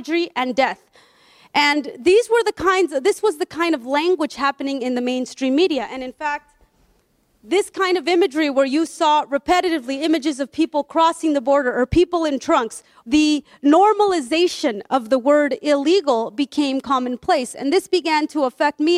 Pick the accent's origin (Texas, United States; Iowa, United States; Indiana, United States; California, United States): California, United States; Oakland; This is my hometown. This is where I was born. This is where I grew up.